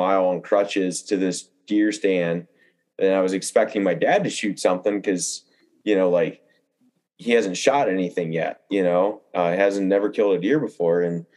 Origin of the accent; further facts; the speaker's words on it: Mississippi, United States; I grew up in Mississippi.